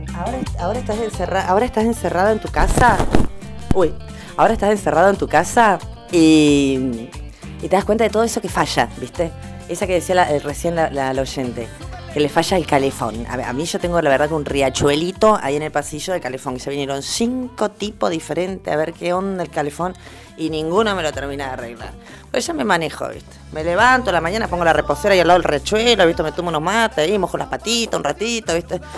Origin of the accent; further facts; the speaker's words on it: Caleta Olivia, Santa Cruz, Argentina; en Caleta, en mi pueblo